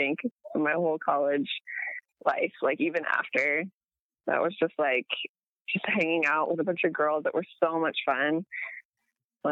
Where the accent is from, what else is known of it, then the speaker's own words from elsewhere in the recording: Manassas, Virginia, United States; I was born in Northern Virginia, so it's Washington, D.C. area. I live, like, 45 minutes away from D.C.